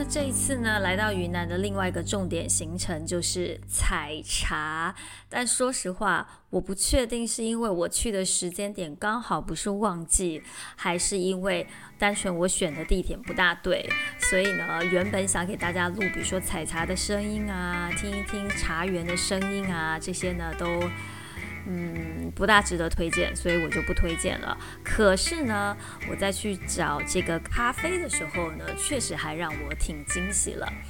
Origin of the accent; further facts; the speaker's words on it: Taiwan; 我是从台湾来